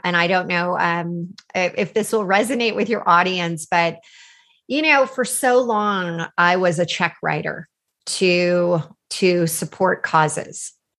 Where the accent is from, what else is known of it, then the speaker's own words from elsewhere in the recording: California, United States; I grew up in California. I had this amazing opportunity to really get involved in the Silicon Valley.